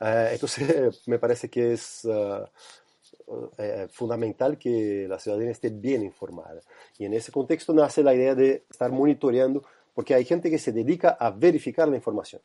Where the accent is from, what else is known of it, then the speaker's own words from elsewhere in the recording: Brazil; now in Chile; yo soy brasileño